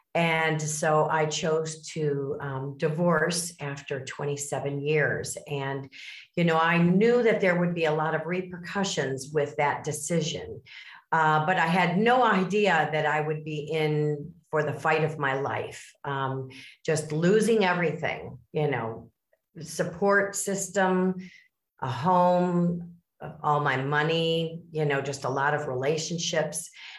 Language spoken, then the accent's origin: English; Miami, Florida, United States; born there; now in Chicago, United States; I was born in the South in Miami, Florida, and I also raised my family in the Midwest. So I am from the Chicago suburbs.